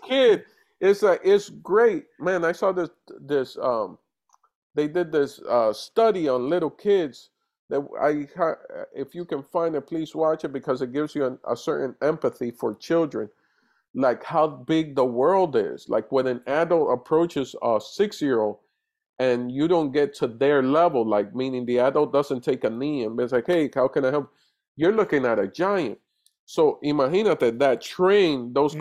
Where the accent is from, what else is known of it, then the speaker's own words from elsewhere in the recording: New York City, New York, United States; also born or lived in Dominican Republic / Puerto Rico; I was raised in DR for most of my childhood. At set no at six, I go to New York and I go to the Bronx.